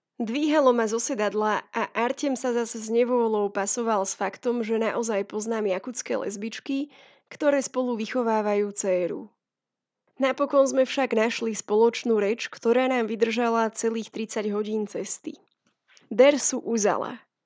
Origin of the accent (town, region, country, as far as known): Slovakia